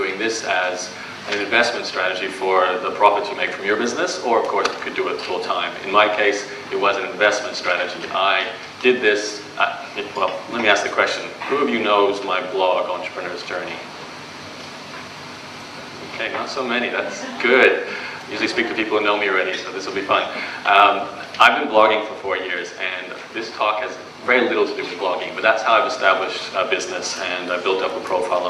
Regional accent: Brisbane, Queensland, Australia; So I am born and raised in Brisbane, so if you ask me any questions about Australia, I'll know the answer to them.

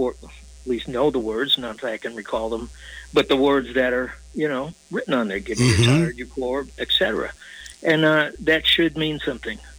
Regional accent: New York City, New York, United States; I grew up on Staten Island in New York

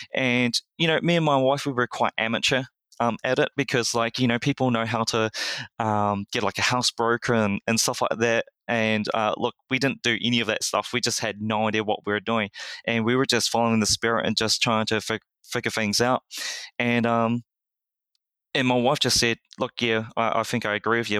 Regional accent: New Zealand; I was born and raised in New Zealand

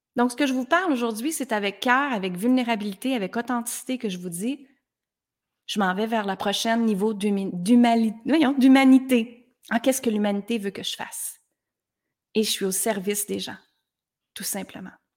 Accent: Granby, Quebec, Canada; Je viens de Granby, dans une petite ville

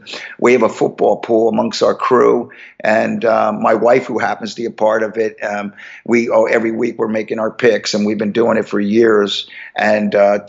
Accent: Levittown, Pennsylvania, United States; also born or lived in Los Angeles / Philadelphia; I grew up in Levittown

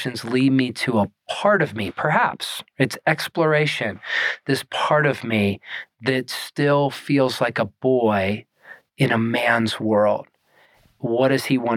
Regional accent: Pittsburgh, Pennsylvania, United States; moved away as an adult; also born or lived in Tennessee; now in Colorado, United States; Born in Pittsburgh, and I was moving west

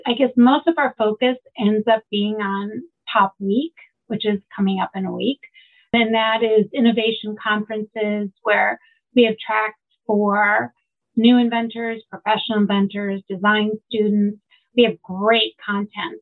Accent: Valparaiso, Indiana, United States; moved away as an adult; now in Chicago, United States; I grew up in Valparaiso, not too far away

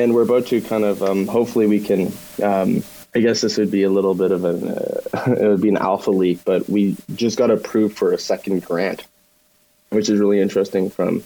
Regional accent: Canada; we come from Canada

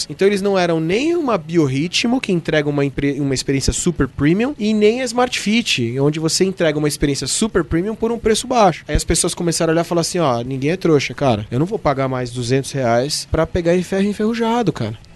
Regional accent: Brazil; Aí você olha para cá e fala, eu sou brasileiro

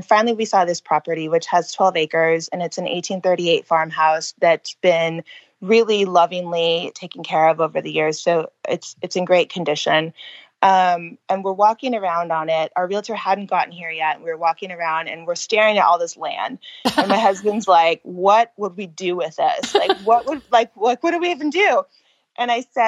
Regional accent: California, United States; moved away as an adult; now in Pennsylvania, United States; I was born and raised in California.

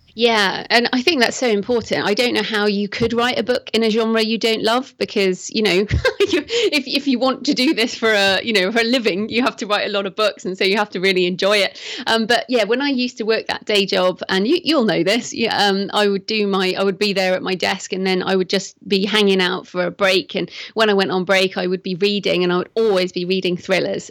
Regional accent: England, United Kingdom; also born or lived in Bath, England; I'm English, as you can probably tell from my accent, and I live in Bath, which is in the southwest of England

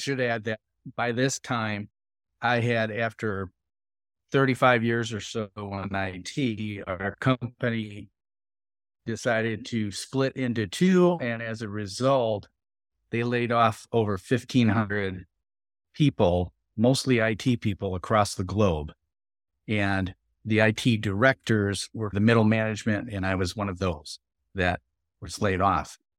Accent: southern Wisconsin, United States; I was born and raised in this southern Wisconsin

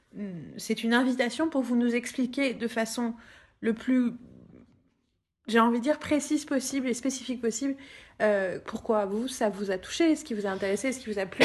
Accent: Paris, Île-de-France, France

